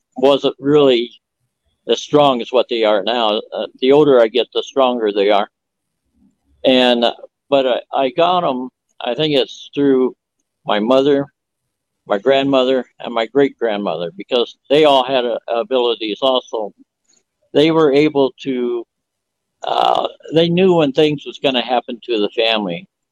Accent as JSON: {"language": "English", "town": "Phoenix", "region": "Arizona", "country": "United States", "tie": "born or raised there", "said": "I was born in 1949 in Phoenix, Arizona"}